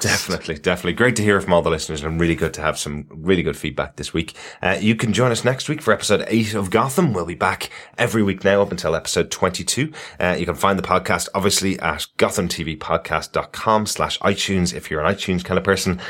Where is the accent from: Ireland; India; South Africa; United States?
Ireland